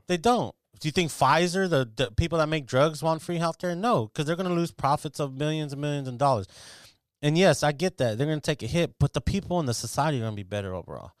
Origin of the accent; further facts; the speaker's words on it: United States; I'm literally like a fifth generation American